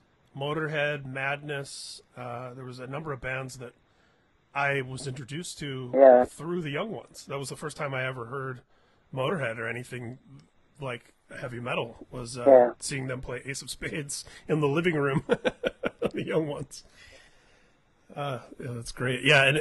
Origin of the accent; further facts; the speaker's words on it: Indiana, United States; I'm growing up in Indiana in the late 70s and early 80s